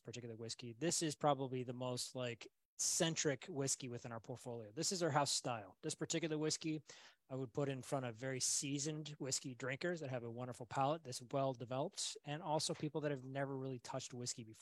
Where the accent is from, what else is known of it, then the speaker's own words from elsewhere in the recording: United States; being an American, raised in America